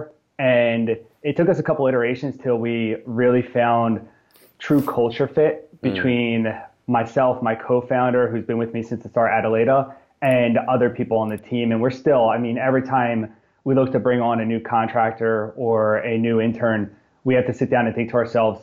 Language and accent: English; New Jersey, United States; born and raised in South Jersey.